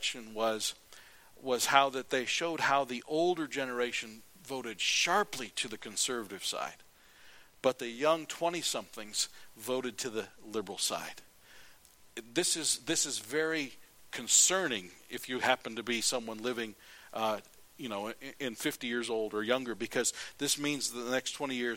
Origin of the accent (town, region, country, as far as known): United States